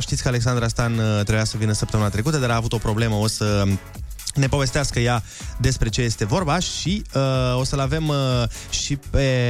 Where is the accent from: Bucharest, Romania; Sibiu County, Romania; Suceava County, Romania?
Suceava County, Romania; Suceava; m-au făcut să mă simt mândru că sunt sucevean